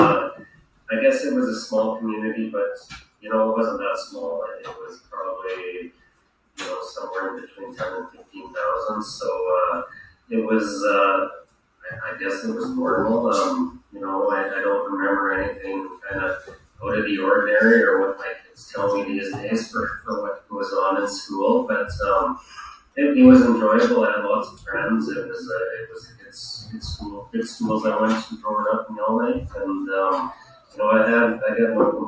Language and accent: English; Yellowknife, Northwest Territories, Canada; moved away as an adult; now in Calgary, Canada; I grew up in Yellowknife, Northwest Territories, so pretty far away.